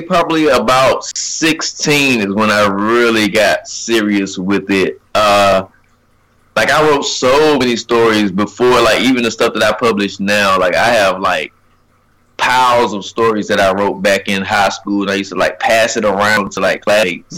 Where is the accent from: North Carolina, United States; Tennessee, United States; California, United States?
North Carolina, United States; Rocky Mount; also born or lived in Harlem; I'm from Rocky Mount, North Carolina. First of all, I got to shout out Rocky Mount. Um, it's a little town in uh, North Carolina, Eastern North Carolina. Uh, graduated in 2011.